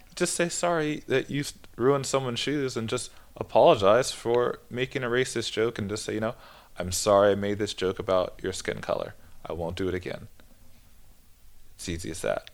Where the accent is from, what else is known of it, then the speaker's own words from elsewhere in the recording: San Jose, California, United States; moved away as an adult; now in Denmark; I'm from Northern California, so it's a very diverse area, the Bay Area